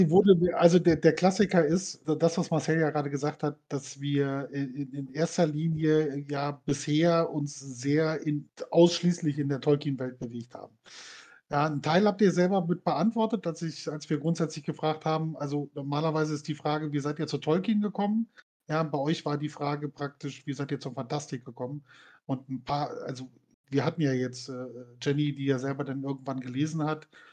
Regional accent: Berlin, Germany; ich bin in Berlin groß geworden

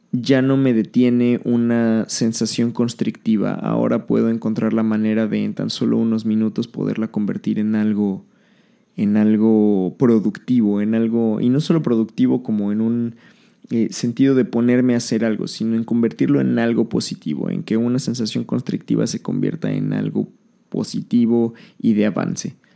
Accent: Mexico City, Mexico; born there; now in Riviera Maya, Mexico; ya no vivo en la ciudad donde nací, en la Ciudad de México. He vivido en muchos lugares de la República

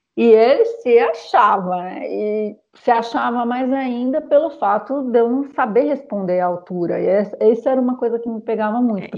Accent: São Paulo, Brazil; moved away as an adult; now in Paris, France; eu sou paulistana

